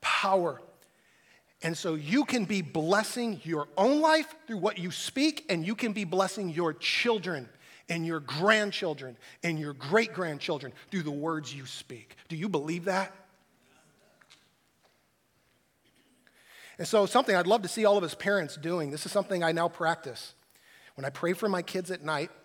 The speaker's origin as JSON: {"language": "English", "country": "United States", "said": "as American Christians"}